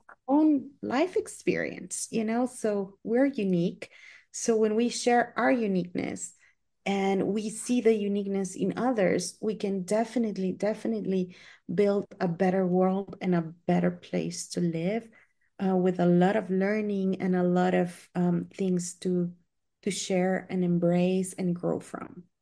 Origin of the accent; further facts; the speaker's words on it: Guatemala; I am from Guatemala